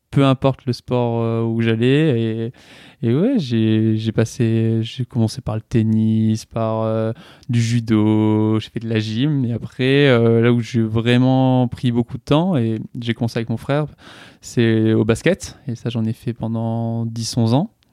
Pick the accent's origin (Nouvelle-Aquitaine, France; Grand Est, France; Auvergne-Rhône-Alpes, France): Grand Est, France; Strasbourg; born there; also born or lived in southern France; j'ai 23 ans. Je suis né à Strasbourg. Euh, voilà, j'ai pas mal bougé pour arriver à la fin de, mon adolescence euh, dans le sud.